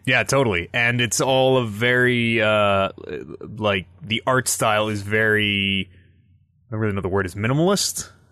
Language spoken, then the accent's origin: English; Canada; we're Canadian.